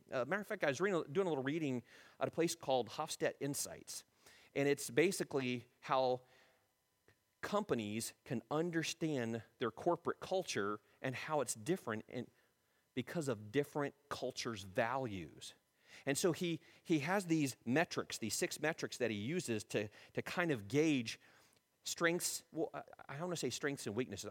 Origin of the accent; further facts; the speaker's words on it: United States; We're being more American than being Christian